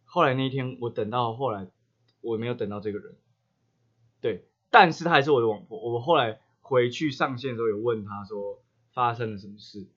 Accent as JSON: {"language": "Chinese", "area": "Xinzhuang", "region": "New Taipei", "country": "Taiwan", "tie": "born or raised there", "said": "我们那时候我家地方住就是下新庄，叫红金堡"}